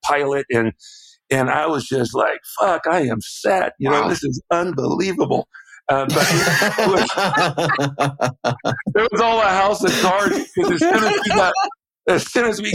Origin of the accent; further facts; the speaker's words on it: Southern California, United States; I went to UCLA because I grew up in Southern California